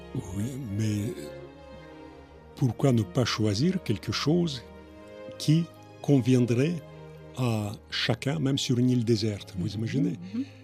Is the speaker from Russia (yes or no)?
yes; Russia; moved away as an adult; now in France; mon pays d'origine